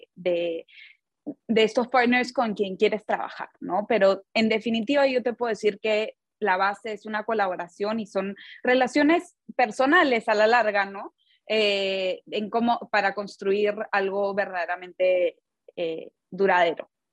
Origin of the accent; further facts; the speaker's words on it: Peru; yo, bueno, crecí en Perú